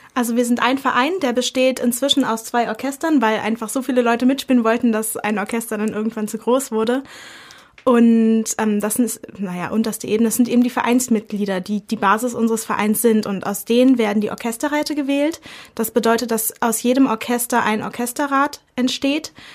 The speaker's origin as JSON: {"language": "German", "region": "Berlin", "country": "Germany", "moved": "as an adult", "lives_now": "Dresden, Germany", "said": "Ich komme ursprünglich aus Berlin und bin zum Medizinstudium"}